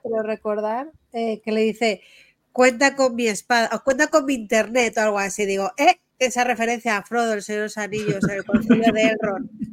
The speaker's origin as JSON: {"language": "Spanish", "town": "Madrid", "region": "Community of Madrid", "country": "Spain", "said": "yo soy muy madrileña"}